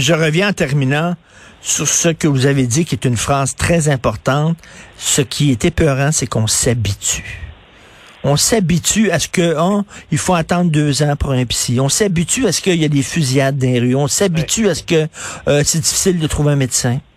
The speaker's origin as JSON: {"language": "French", "town": "Montreal", "region": "Quebec", "country": "Canada", "tie": "born or raised there"}